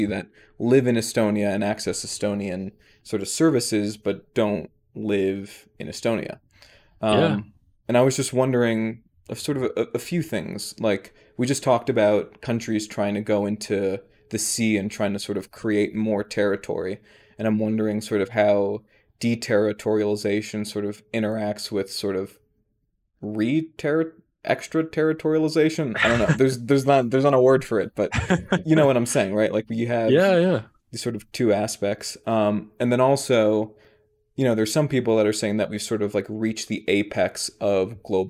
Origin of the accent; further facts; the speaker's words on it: United States; I am an American